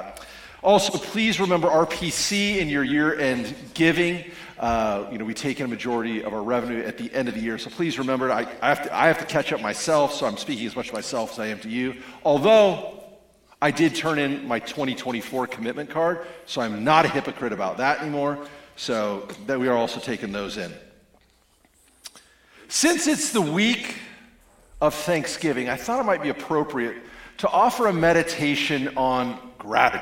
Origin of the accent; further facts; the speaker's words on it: Spokane, Washington, United States; moved away; I'm from Spokane, Washington